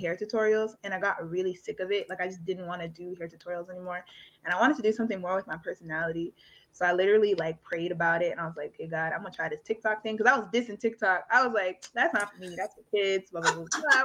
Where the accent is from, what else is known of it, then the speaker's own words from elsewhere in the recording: Canada; I was always in Canada because I was born in Canada